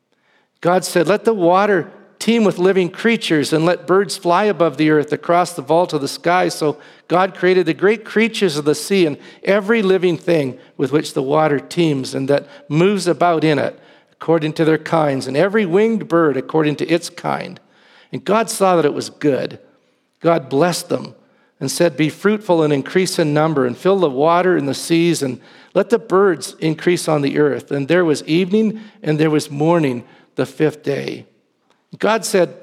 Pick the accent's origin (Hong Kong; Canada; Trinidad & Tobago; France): Canada; Victoria, British Columbia; moved away; when I was at Briarcrest, I was from Victoria at the time